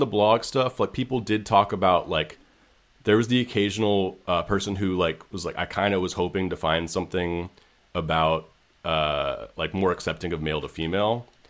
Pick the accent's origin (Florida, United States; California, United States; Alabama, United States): California, United States; San Francisco; I grew up in San Francisco